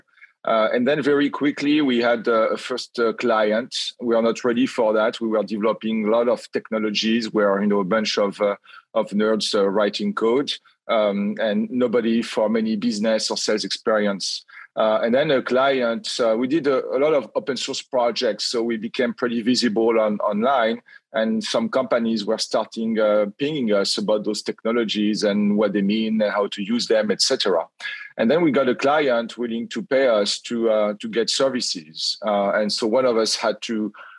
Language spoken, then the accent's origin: English; France; accent: French; English is a second language; moved away as an adult; also born or lived in Lyon, France / Cairo, Egypt; I graduated as a computer scientist in France, as everybody will hear from my accent.